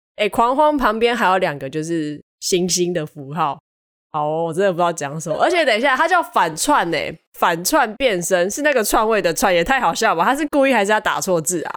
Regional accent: southern Taiwan, Taiwan; 我南部人

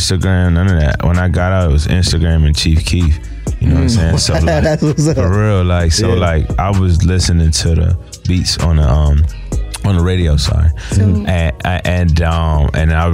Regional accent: PG County, Maryland, United States; also born or lived in England; I'm from the DMV, PG County, Maryland

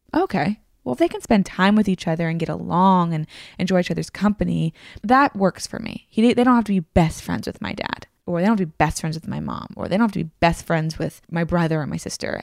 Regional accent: Tennessee, United States; also born or lived in Virginia; I grew up in the South

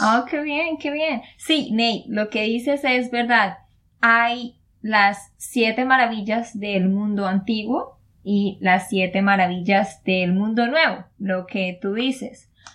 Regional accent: Santander, Colombia; de Santander, Colombia

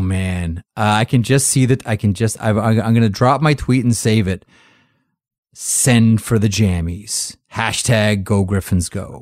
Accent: Toronto, Ontario, Canada; I grew up in Toronto

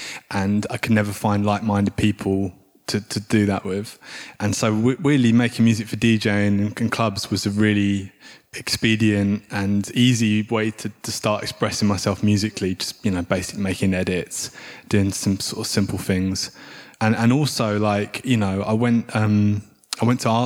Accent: United Kingdom; moved away as an adult; also born or lived in South London; I grew up outside of London and I moved to South London.

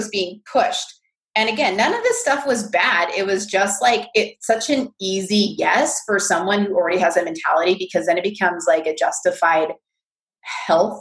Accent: California, United States; I'm from California

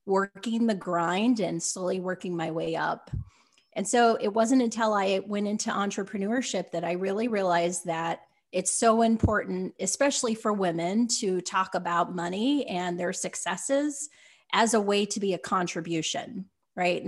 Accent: Utah, United States; growing up in Utah

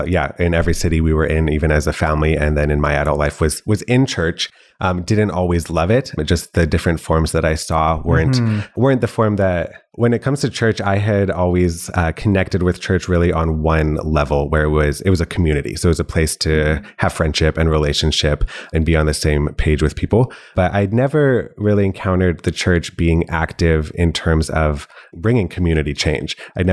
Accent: Canada; now in Calgary, Canada; So I'm not actually from Calgary. It is home now. Been here a couple of years, but grew up in a few different provinces, as well as even a couple of different states.

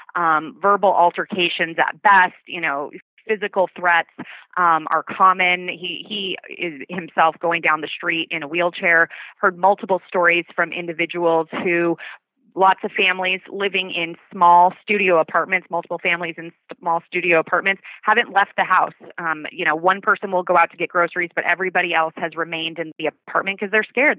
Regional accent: Oahu, Hawaii, United States; now in San Francisco, United States; I grew up in Hawaii

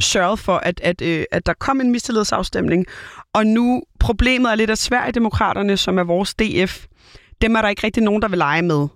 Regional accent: Copenhagen, Capital Region of Denmark, Denmark; jeg er jo Køben, born and bred københavner

